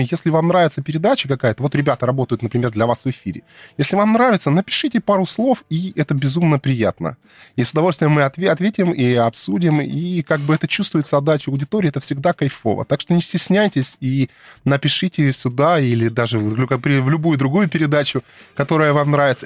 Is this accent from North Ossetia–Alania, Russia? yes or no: no; Krasnodar Krai, Russia; я тут коренной